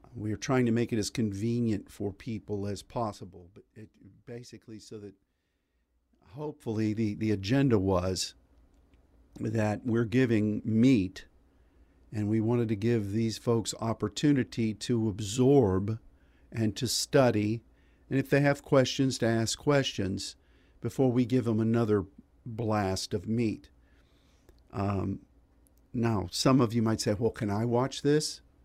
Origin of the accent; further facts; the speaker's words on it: Pittsburgh, Pennsylvania, United States; when I grew up in Pittsburgh